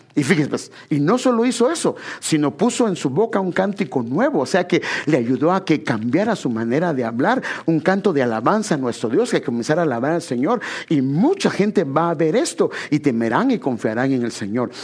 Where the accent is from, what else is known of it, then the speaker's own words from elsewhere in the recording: Guatemala Department, Guatemala; moved away; En Guatemala yo bueno, yo vivía en una zona que le llaman la zona 8, ahí, ahí nací, está en, la avenida Castellana, pero donde crecí no fue ahí, yo crecí en una colonia que se llama La Carolingia